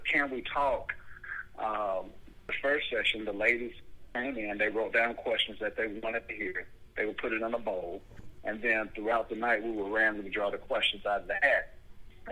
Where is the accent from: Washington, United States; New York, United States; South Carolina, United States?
New York, United States; Buffalo; now in Atlanta, United States; I was born in Buffalo